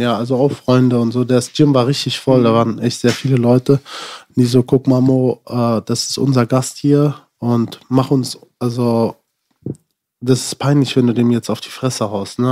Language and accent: German; Germany; ich bin in Deutschland geboren, ich habe einen deutschen Pass